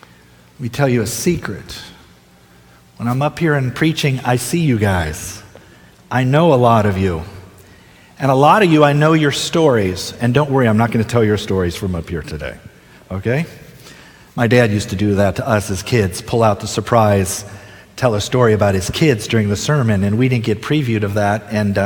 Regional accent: Ohio, United States; also born or lived in Delaware; I was born and raised in Ohio, my first 6 years in Ohio. Spent 1 year in Delaware. My dad was a pastor, so we moved a lot.

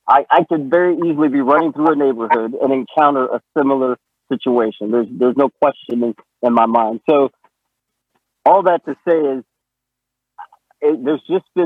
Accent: Little Rock, Arkansas, United States; I grew up in Arkansas, and I was, my family, and I think maybe I've said this before at Forest Lake Church, but my family integrated an all-white suburb on the southwest side of Little Rock, Arkansas

